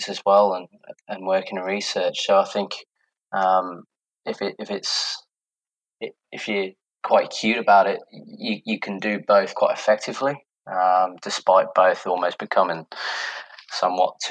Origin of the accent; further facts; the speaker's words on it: United Kingdom; moved away as an adult; also born or lived in Liverpool; now in Gold Coast, Australia; you can probably tell from my accent somewhat that I'm from the UK originally.